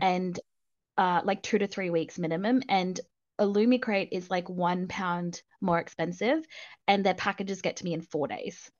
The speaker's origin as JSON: {"language": "English", "country": "Australia", "accent": "Australian", "said": "I am Australian"}